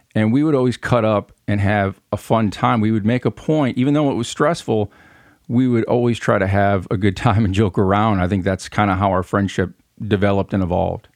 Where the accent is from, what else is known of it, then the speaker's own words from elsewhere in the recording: Flint, Michigan, United States; accent: northern twang; moved away as an adult; now in Union City, United States; I was born and raised in Flint, Michigan